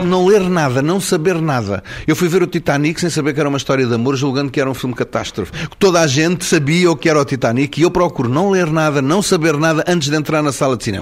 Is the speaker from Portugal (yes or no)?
yes; Portugal; first language Portuguese